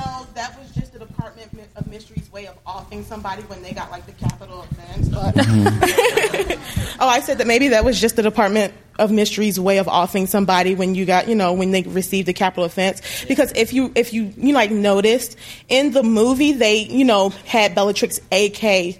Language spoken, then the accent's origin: English; Washington, District of Columbia, United States; I'm from Washington, D.C.